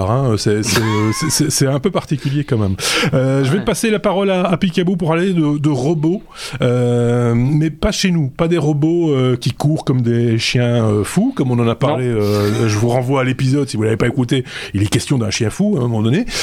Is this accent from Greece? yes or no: no; Belgium; chez nous en Belgique